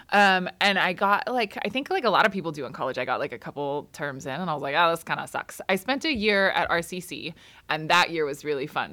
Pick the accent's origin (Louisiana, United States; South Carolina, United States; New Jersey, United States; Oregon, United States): Oregon, United States; Grants Pass; born or raised there; also born or lived in Oxnard, California / Port Hueneme, California